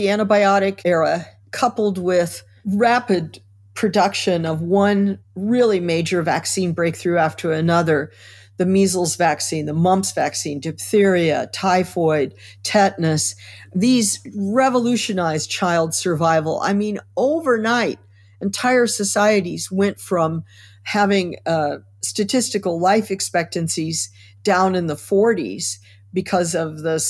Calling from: New York City, New York, United States; New York City, the epicenter.

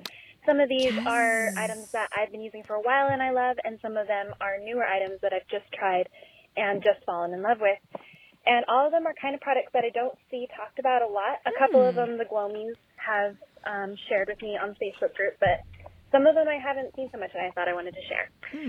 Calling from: Arizona, United States; Hi, Esther. Hi, Caroline. … I'm from Arizona.

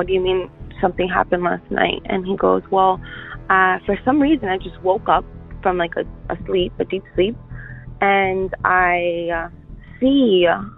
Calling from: Miami, Florida, United States; I'm calling from Miami, Florida.

